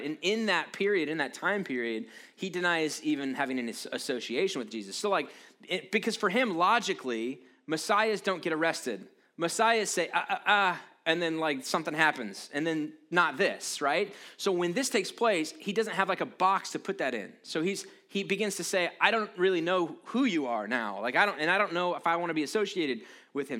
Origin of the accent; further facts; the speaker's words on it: United States; I'm proud to be an American